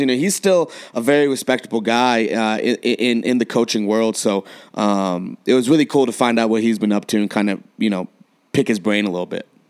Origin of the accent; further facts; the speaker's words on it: San Diego, California, United States; now in Colorado, United States; I was born in San Diego